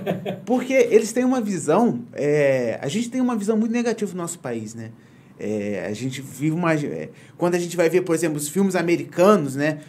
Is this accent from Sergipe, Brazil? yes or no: no; Valença, Rio de Janeiro, Brazil; eu, valenciano